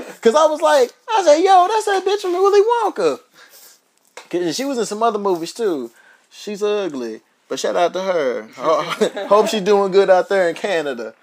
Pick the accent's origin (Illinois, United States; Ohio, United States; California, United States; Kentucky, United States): Kentucky, United States; Louisville; moved away; Louisville. That's my hometown